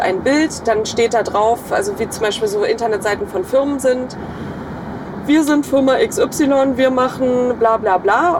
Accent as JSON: {"language": "German", "town": "Eggesin", "region": "Mecklenburg-Vorpommern", "country": "Germany", "tie": "born or raised there", "said": "ich komme aus Mecklenburg-Vorpommern, aus einem ganz kleinen Städtchen, das äh, wahrscheinlich niemand kennt, namens Eggesin."}